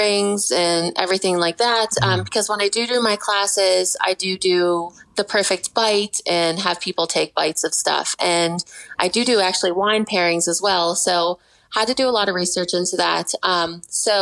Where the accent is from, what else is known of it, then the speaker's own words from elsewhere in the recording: Pittsburgh, Pennsylvania, United States; now in Morgantown, United States; I'm from Pittsburgh originally